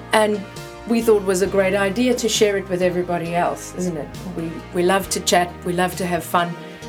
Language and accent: English; South Africa; now in London, United Kingdom; …, South Africa too.